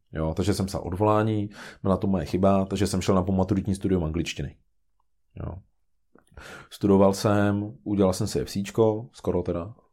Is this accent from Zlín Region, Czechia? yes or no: no; Karlštejn, Central Bohemian Region, Czechia; já pocházím z Karstejna